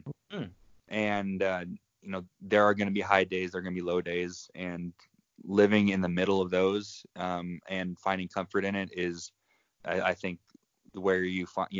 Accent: Southern California, United States; Born and raised in Southern California.

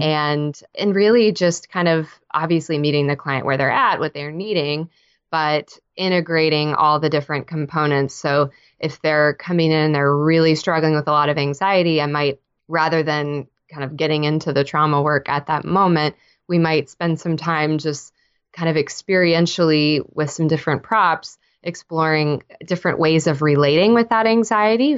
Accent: Texas, United States; moved away as an adult; now in Nashville, United States; I'm a Texan born and raised.

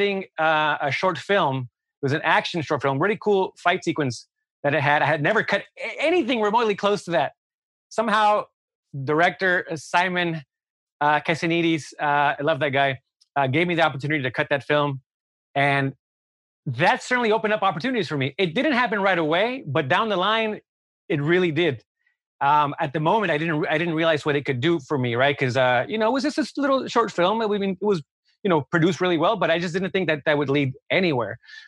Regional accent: California, United States; also born or lived in New York; I'm from Southern California. I want to be back in LA.

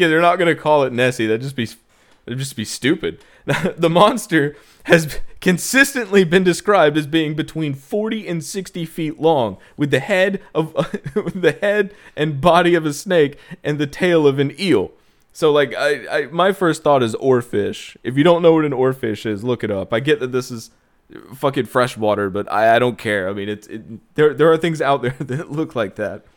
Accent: South Carolina, United States; We, we both born and raised in South Carolina

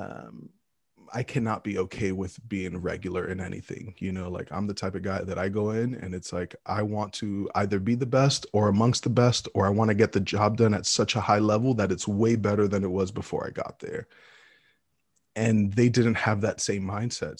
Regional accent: New York City, New York, United States; moved away as an adult; also born or lived in Texas / Midwest; Brooklyn, New York. I was born and raised in New York City

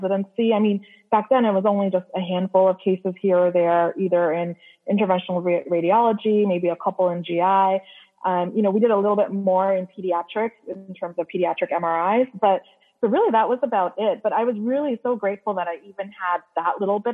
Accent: Canada; moved away as an adult; now in United States; I'm actually Canadian. And when I came to the U.S. for residency

